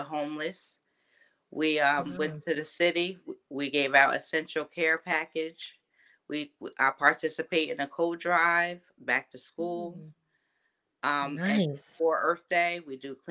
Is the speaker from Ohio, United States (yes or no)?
no; Rockland County, New York, United States; I'm from Rockland County